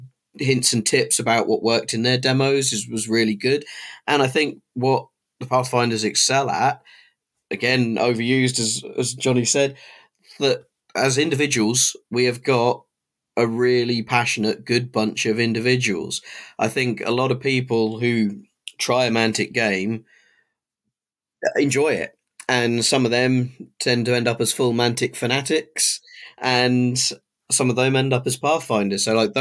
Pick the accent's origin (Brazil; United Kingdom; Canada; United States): United Kingdom; Cardiff, Wales; You know, we're the boys from Cardiff coming up.